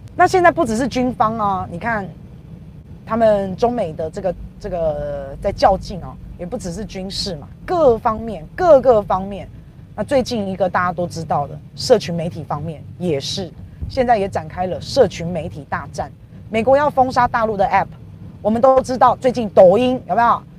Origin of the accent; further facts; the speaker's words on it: Taiwan; 我们台湾人到大陆去工作